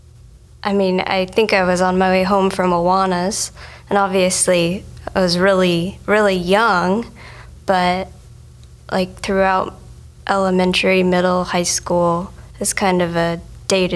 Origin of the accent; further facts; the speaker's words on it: Cape Coral, Florida, United States; I was born and raised here, Cape Coral. Pretty much grew up in this church.